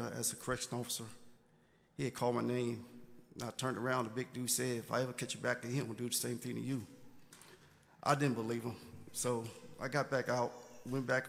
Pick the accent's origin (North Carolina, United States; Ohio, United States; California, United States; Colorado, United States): North Carolina, United States; Brattleboro; also born or lived in New York; I'm from New York, but I was raised up in a small town called Brattleboro in North Carolina.